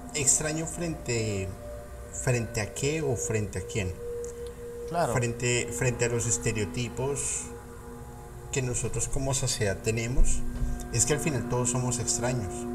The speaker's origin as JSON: {"language": "Spanish", "country": "Colombia", "said": "soy colombiano"}